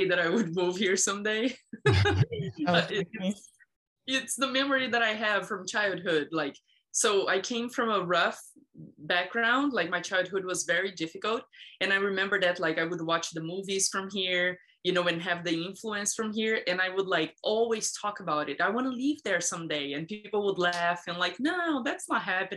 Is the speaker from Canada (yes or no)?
no; Minas Gerais, Brazil; English is a second language; moved away as an adult; also born or lived in Boston; now in United States; I was raised in Brazil. I moved to America 11 years ago.